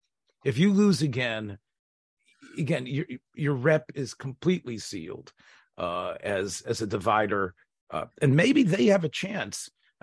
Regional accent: the South, United States; accent: Southern drawl; moved away; I'm a Southerner, so I know what it's like to suppress a drawl.

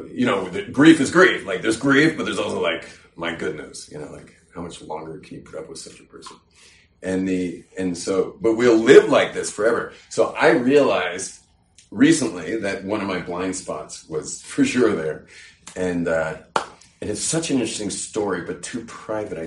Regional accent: California, United States; I'm from California, where you just say everything

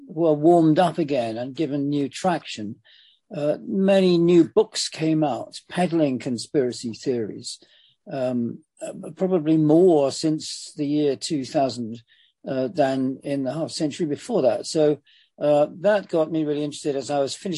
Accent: London, United Kingdom; I grew up in London, on the eastern edges of London

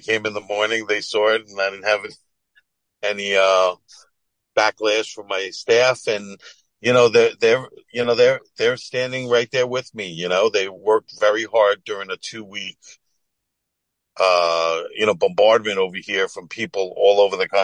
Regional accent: Syosset, Woodbury, New York, United States; I grew up in Sasser, Woodbury.

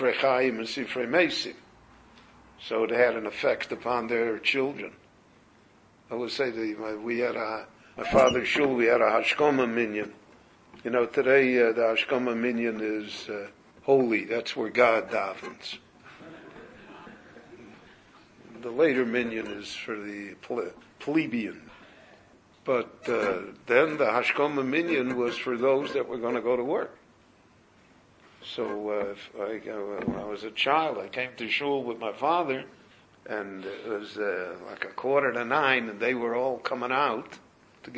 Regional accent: Chicago, Illinois, United States; moved away; When I grew up in Chicago, we knew every Shomer Shabbos in Chicago

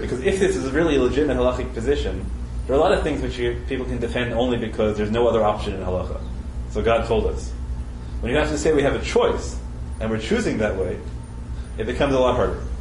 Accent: United States; I'm an American

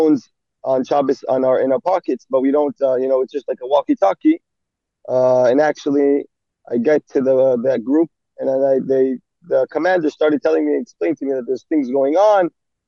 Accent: Efrat, Israel; also born or lived in Jerusalem, Israel; I'm originally from Efrat in Israel

